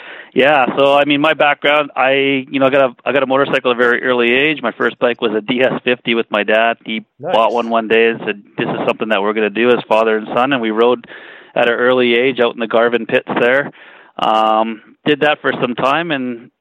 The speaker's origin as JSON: {"language": "English", "town": "Winnipeg", "region": "Manitoba", "country": "Canada", "tie": "born or raised there", "moved": "yes", "lives_now": "Calgary, Canada", "said": "I was born and raised in East Kildonan"}